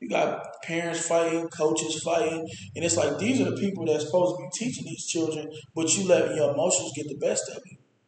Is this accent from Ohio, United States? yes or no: yes; Columbus, Ohio, United States; I grew up in St. Stephen's